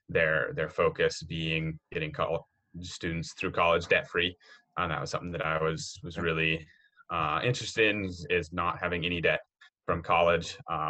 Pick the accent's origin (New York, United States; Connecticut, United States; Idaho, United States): Idaho, United States; Southeast; also born or lived in Oregon; So I grew up in Southeast Idaho in a little rural farming community there. I was actually born in Oregon, but we moved there when I was three. So that's, you know, all of my memories are from there growing up. I was homeschooled